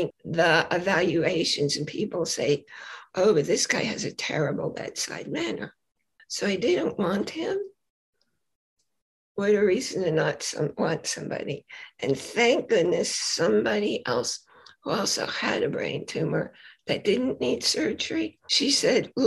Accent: New York City, New York, United States; moved away; also born or lived in Boise, Idaho; I was born in Brooklyn, New York

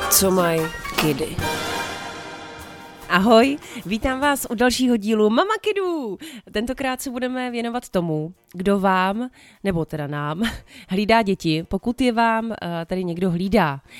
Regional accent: Moravia, Czechia; also born or lived in Plzeň Region; Pamatuju si dětství hodně na Moravě, kde jsem trávila čas u jedné babičky a pak taky na Plzeňsku, kde jsem trávila čas u druhé babičky.

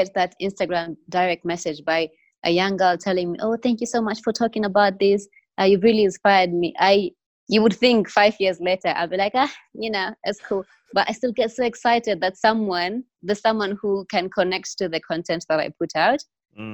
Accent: Mombasa, Mombasa County, Kenya; moved away as an adult; now in Nairobi, Kenya; For me, I started because I moved to Nairobi from Mombasa, and Mombasa is about 75% Muslim. So it's very easy to be Muslim in an area where everyone else is Muslim.

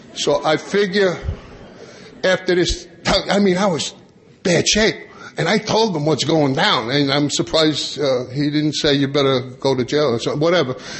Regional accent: Long Island, New York, United States; I grew up on Long Island

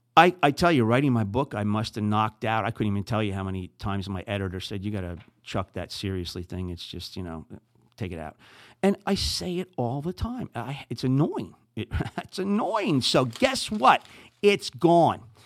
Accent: New Jersey, United States; accent: Jersey; moved away as an adult; also born or lived in Saint Louis, Missouri; now in St. Louis, United States; I'm from New Jersey

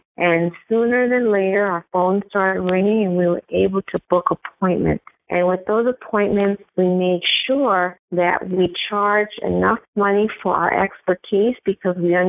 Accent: New York City, New York, United States; also born or lived in Brooklyn; as two girls growing up in New York City, we grew up in Queens. We eventually moved to Brooklyn

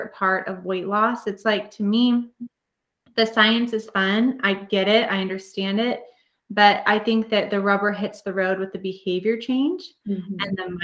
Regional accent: North Platte, Nebraska, United States; I grew up in North Platte, which was an hour away.

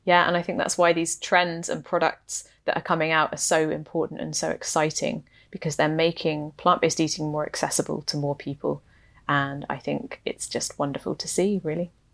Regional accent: England, United Kingdom; now in Canada; I am not Canadian. I am, in fact, English and, uh, grew up in the U K

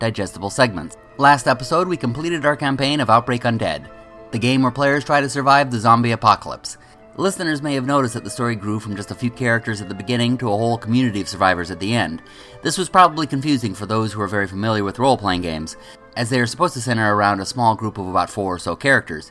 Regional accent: Burbank, California, United States; my hometown, Burbank

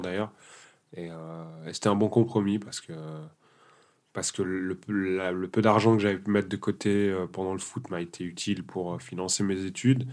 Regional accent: Sion, Valais, Switzerland; also born or lived in Portugal / Guinea-Bissau; j'ai grandi en Valais, donc à Sion principalement

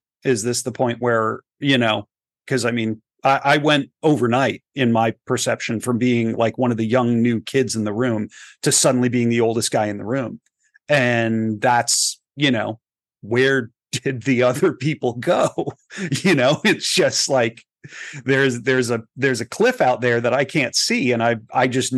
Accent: Texas, United States; moved away as an adult; now in Los Angeles, United States; I grew up in Texas

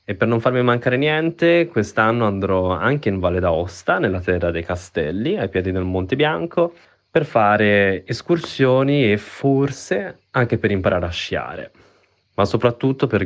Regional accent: Switzerland; now in Florence, Italy; da Firenze. Quest'estate, tra mare e montagna, sceglierò decisamente la montagna. Essendo io uno svizzero che vive in Italia, approfitterò delle vacanze estive per andare in Svizzera

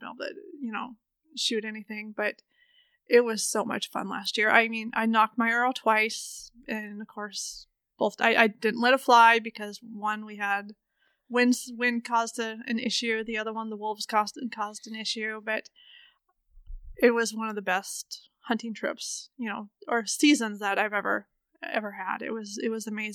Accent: Augusta, Montana, United States; Growing up in Augusta, Montana, my dad used to guide hunters back in the Bob Marshall

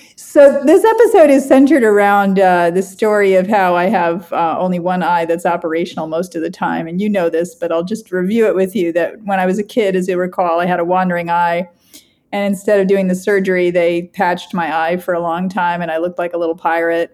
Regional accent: Long Island, New York, United States; also born or lived in South Chicago; now in Chicago, United States; growing up on Long Island

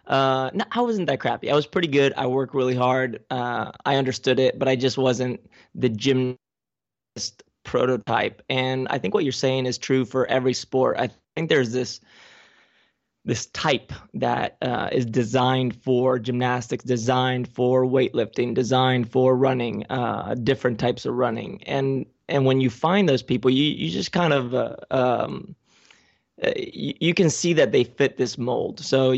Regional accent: Spain; also born or lived in California / Ecuador; I was born in 82 in California. Spent a couple years here. Ended up going to Ecuador for a little bit. And then from Ecuador, we went to Spain.

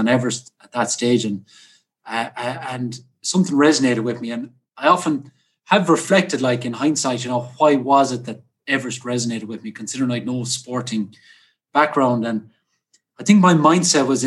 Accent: Spanish Point, County Clare, Ireland; now in Ennis, Ireland; I'm from Spanish Point here, where I'm speaking to you from today

